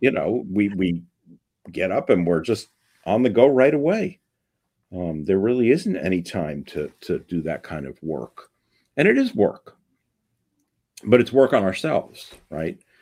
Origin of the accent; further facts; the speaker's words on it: New York City, New York, United States; when I was a kid growing up in the Bronx.